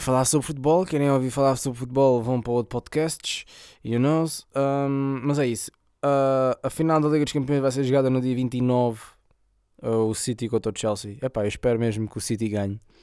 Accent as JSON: {"language": "Portuguese", "region": "Setúbal", "country": "Portugal", "said": "a zona de onde eu sou, 2860"}